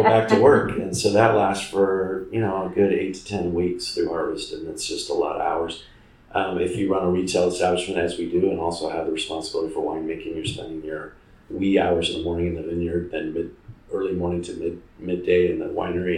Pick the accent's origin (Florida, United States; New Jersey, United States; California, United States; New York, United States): California, United States; Fresno; moved away as an adult; now in Paso Robles, United States; I come from the Fresno area, Central Valley, which I describe to people as the Midwest of California